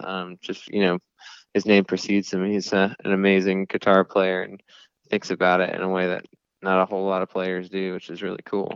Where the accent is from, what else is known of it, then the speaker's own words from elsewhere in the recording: Clemson, South Carolina, United States; I grew up in South Carolina, this place called Clemson